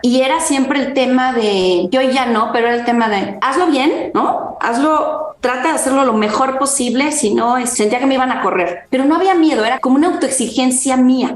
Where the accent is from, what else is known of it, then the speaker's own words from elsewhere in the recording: Mexico; yo soy mexicana, mis padres son del norte del país